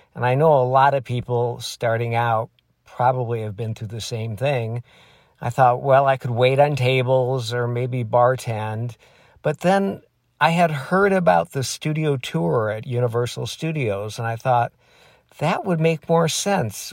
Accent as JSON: {"language": "English", "region": "Michigan", "country": "United States", "tie": "born or raised there", "moved": "as an adult", "said": "I grew up in Michigan"}